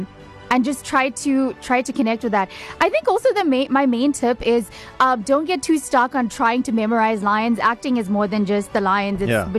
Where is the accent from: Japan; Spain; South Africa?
South Africa; like being a South African actor